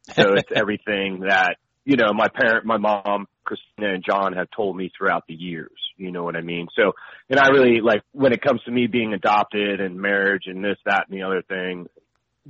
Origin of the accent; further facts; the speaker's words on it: Detroit, Michigan, United States; I was born on October 24th, 1971, up in Detroit, Michigan.